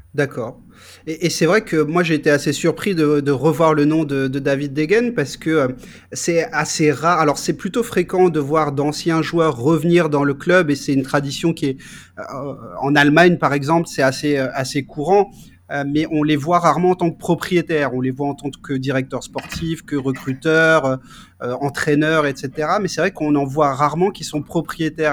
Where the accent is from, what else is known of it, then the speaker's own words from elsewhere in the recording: France; nous, en tant que Français